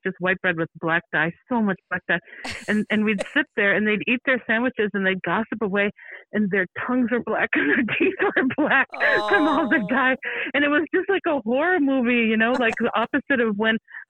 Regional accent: Minnesota, United States; I am from Minnesota

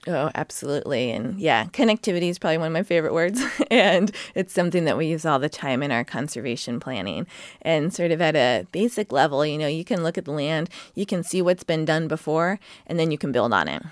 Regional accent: Sacramento, California, United States; moved away as an adult; now in North Coast, Oregon, United States; I grew up in Sacramento.

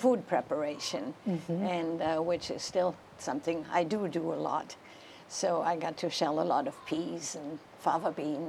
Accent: Germany; I was born in 1941.

